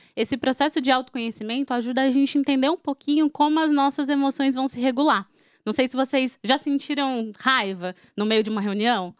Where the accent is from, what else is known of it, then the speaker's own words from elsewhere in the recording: Fortaleza, Ceará, Brazil; eu sou de Fortaleza